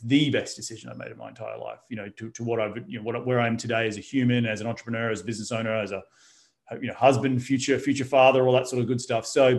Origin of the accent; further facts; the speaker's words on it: Australia; moved away as an adult; also born or lived in New York, United States; now in Los Angeles, United States; growing up in Australia was great. I grew up my parents were both high school teachers. My dad was the deputy principal of my high school. So I had a very, I wouldn't say strict upbringing, but, you know, very humble upbringing.